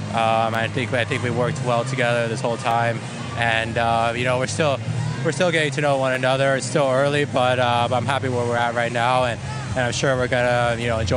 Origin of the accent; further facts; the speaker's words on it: United States; being an American